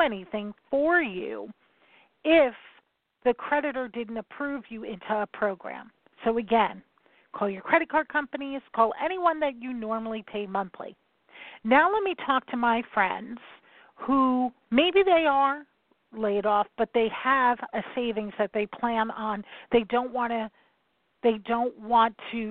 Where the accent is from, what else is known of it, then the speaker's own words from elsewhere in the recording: New York, United States; I'm from New York